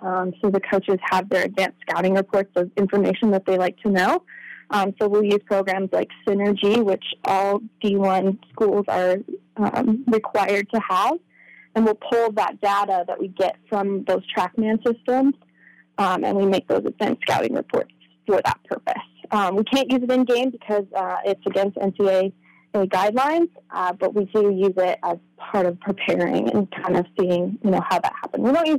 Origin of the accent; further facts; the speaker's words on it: Newburgh, United States; I rode for the Newburgh High School equestrian team.